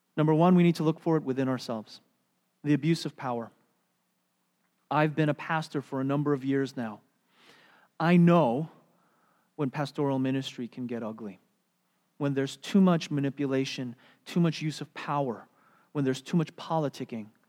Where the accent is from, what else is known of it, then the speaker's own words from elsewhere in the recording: United States; as American Christians